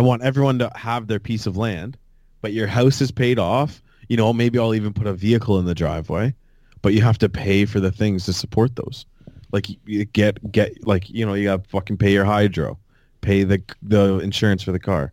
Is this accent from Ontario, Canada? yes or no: yes; Fort Erie, Ontario, Canada; growing up in Fort Erie